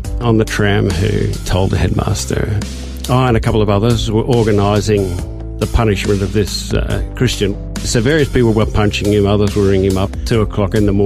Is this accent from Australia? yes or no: yes; Sydney, New South Wales, Australia; also born or lived in Dubbo; I was born in Dubbo, and then during the war when my father was fighting in PNG, my mother moved down to be closer to when he came back to Australia. So she moved down to Sydney, and that's where we stayed